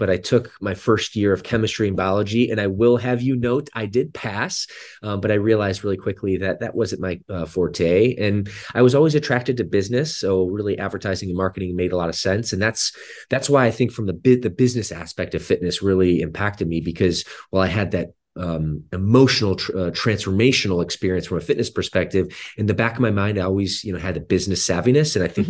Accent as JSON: {"language": "English", "region": "Michigan", "country": "United States", "tie": "born or raised there", "also_born_or_lived": "Southeast US", "said": "We're both from the Midwest. Actually, yes. We grew up about an hour from each other in the state of Michigan. And my first 10 years were actually in the Southeast"}